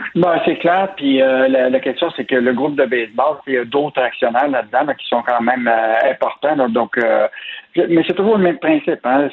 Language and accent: French; Quebec, Canada